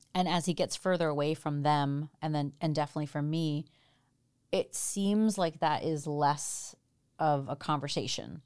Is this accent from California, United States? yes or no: no; New Jersey, United States; moved away as an adult; also born or lived in India / Chicago / Boston / Washington, D.C.; now in Seattle, United States; I grew up in Jersey, lived in Chicago and then Boston and then D C and then moved here.